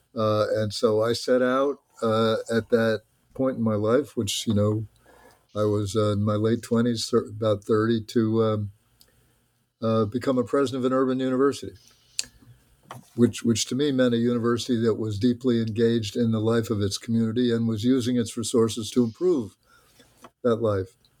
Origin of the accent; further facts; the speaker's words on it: New Jersey, United States; moved away as an adult; also born or lived in Massachusetts; I grew up in a small town in New Jersey